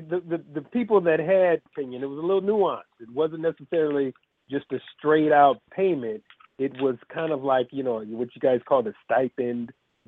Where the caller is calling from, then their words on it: California, United States; I'm calling from Cali.